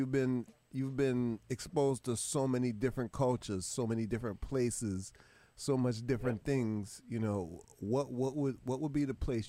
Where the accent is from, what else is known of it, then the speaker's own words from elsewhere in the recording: United States; As an American, yeah, I say, we make do with what we got.